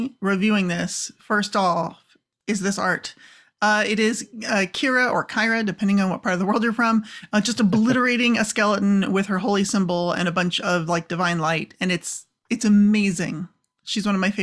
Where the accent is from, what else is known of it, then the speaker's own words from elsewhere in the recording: California, United States; accent: Californian; I'm originally from California and I still speak like a Californian